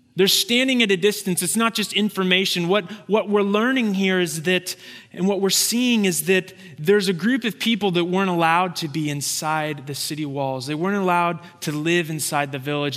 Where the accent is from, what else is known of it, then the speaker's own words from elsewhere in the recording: Santa Rosa, California, United States; moved away; It's actually my hometown. It's the town that I grew up in.